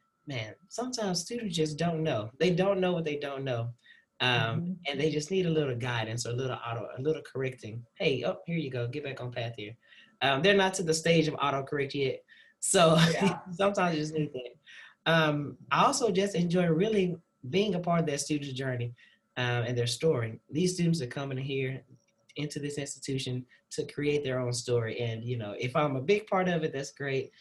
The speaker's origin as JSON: {"language": "English", "town": "Dallas", "region": "Texas", "country": "United States", "also_born_or_lived": "Fayetteville, Arkansas", "moved": "as an adult", "lives_now": "Waco, United States", "said": "I'm originally from Dallas, Texas"}